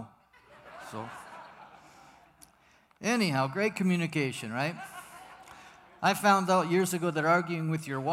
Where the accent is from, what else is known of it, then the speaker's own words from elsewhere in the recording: Vancouver, British Columbia, Canada; moved away as an adult; also born or lived in United States; now in Mexico; I'm originally from the Promised Land, Vancouver, British Columbia, where I was born and raised, a Canadian.